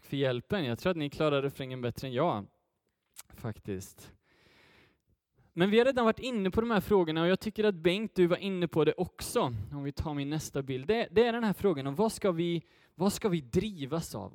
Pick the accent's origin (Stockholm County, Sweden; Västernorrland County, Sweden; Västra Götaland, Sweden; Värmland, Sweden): Västra Götaland, Sweden; Götene; jag hoppas innerligt att det hörs, så kommer jag från, från Götene